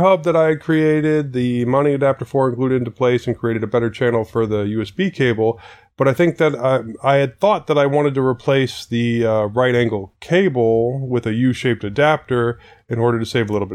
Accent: Alaska, United States; I was born in Alaska.

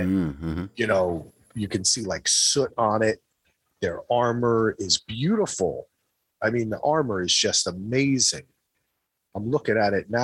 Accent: New Jersey, United States; I'm from New Jersey

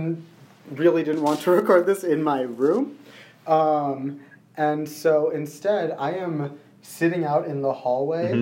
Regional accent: Sri Lanka; I am Sri Lankan

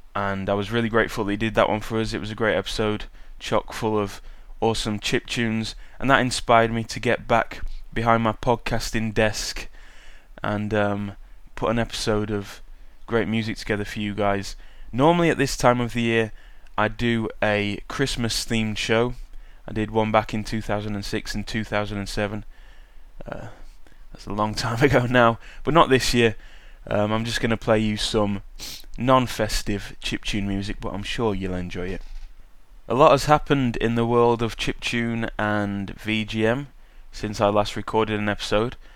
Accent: United Kingdom; accent: British; also born or lived in Sheffield; my British accent

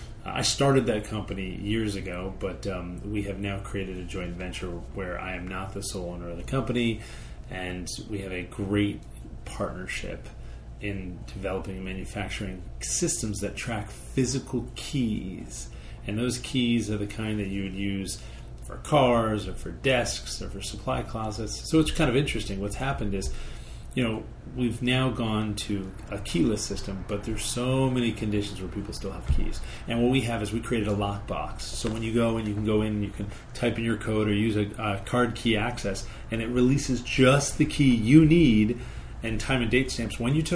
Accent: West Hartford, Connecticut, United States; moved away as an adult; also born or lived in Arizona / Silicon Valley; I grew up in Connecticut, West Hartford, Connecticut.

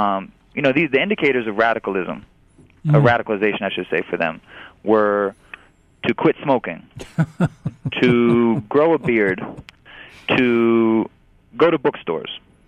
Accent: New York, United States; as a New Yorker, as an American Muslim

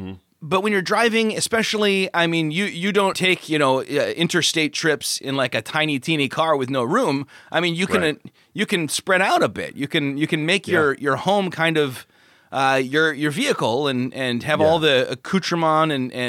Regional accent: Chicago, Illinois, United States; In my hometown, it was Polish in Chicago.

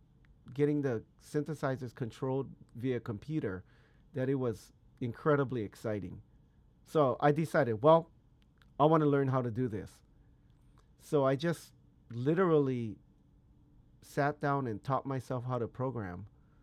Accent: Hawaii, United States; born there; Yeah, basically, I was born on the Big Island of Hawaii. That's what we call it, the Big Island

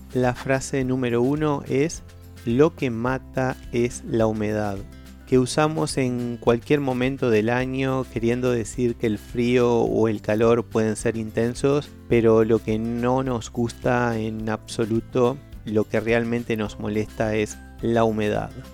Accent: Uruguay; soy de Uruguay un pequeño país en Sudamérica entre dos gigantes, Argentina y Brasil.

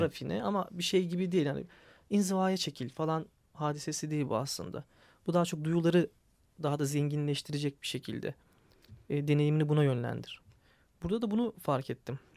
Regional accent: Istanbul, Turkey; Ben de bir Kadıköylü olarak

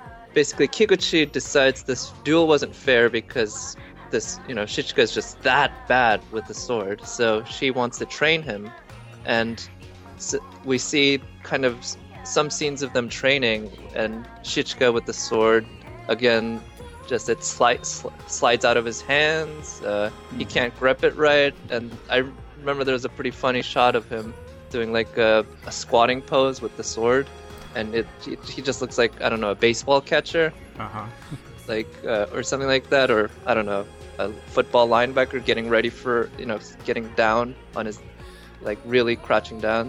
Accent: South Korea; now in United States; growing up in Korea

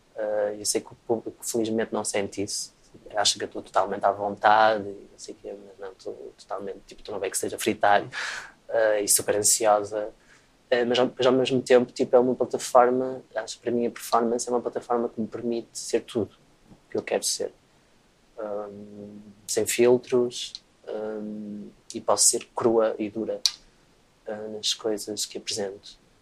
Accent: Travanca, Aveiro District, Portugal; perto da minha aldeia onde eu cresci

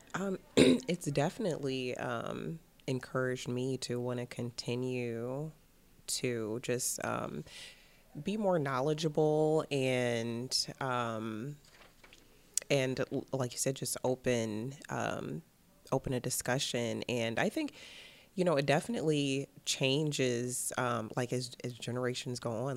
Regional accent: Cleveland, Ohio, United States; I'm originally from Cleveland, Ohio.

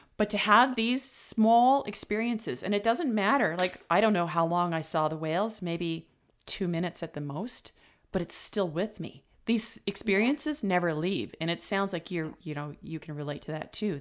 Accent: Ontario, Canada; now in British Columbia, Canada; I'm originally from Ontario

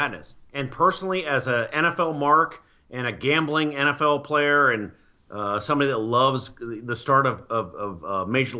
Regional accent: Virginia, United States; because I'm from Virginia

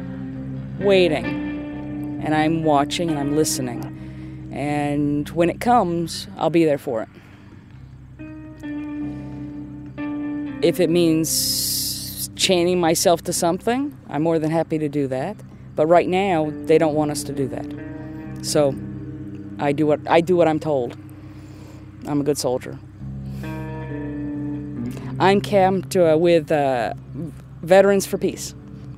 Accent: Gaffney, South Carolina, United States; I'm from Gaffney, South Carolina.

